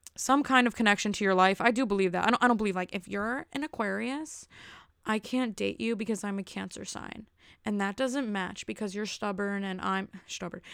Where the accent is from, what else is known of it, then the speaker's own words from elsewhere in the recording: New Jersey, United States; I'm from Jersey